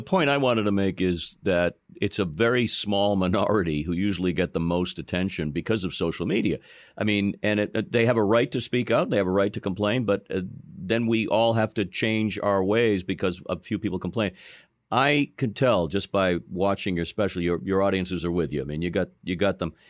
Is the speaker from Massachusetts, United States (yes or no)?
yes; Boston, Massachusetts, United States; I'm from Boston, okay? I grew up here